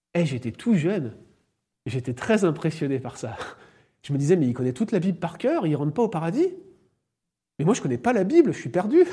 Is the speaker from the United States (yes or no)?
no; France; en tant que Français, je suis conscient